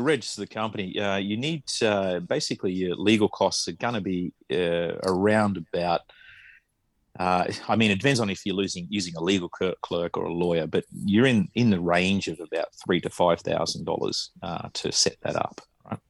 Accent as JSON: {"language": "English", "country": "Australia", "moved": "yes", "lives_now": "Japan", "said": "I'm Australian"}